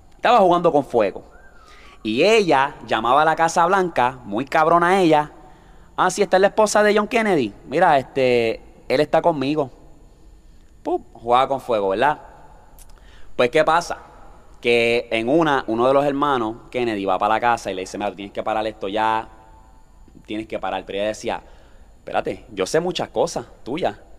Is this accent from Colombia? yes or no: no; Toa Baja, Puerto Rico; estamos aquí en mi pueblo